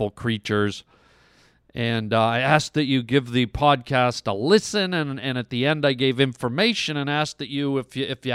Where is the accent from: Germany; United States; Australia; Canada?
Canada; I was born and raised in Canada.